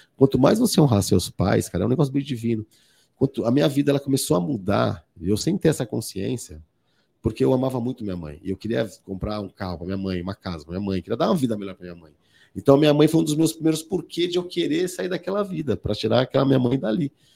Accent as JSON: {"language": "Portuguese", "region": "São Paulo", "country": "Brazil", "tie": "born or raised there", "said": "nasci em São Paulo, né, em São Paulo"}